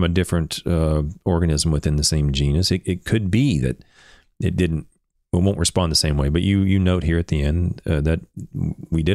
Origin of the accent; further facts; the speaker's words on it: Oklahoma, United States; I'm from Oklahoma